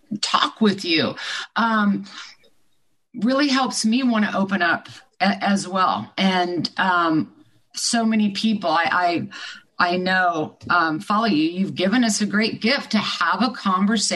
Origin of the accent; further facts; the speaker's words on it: Midwest, United States; I grew up in the Midwest